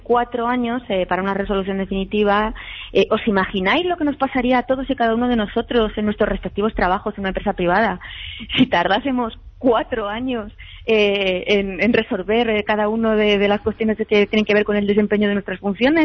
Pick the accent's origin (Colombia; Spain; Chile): Spain; como española